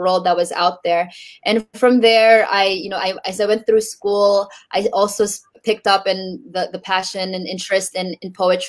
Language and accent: English; Bay Area, California, United States; born or raised there; also born or lived in Tacloban City, Philippines